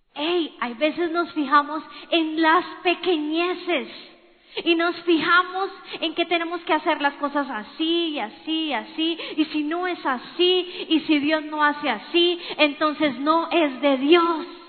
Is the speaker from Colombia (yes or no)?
yes; Colombia; somos colombianos